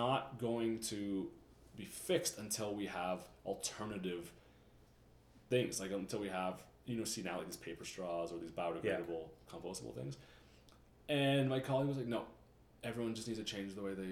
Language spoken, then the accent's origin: English; Calgary, Alberta, Canada; I'm from Calgary